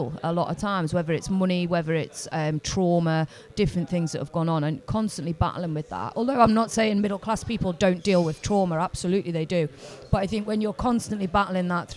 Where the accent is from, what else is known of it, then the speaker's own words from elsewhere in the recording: Liverpool, North West England, United Kingdom; being a working class person growing up in Liverpool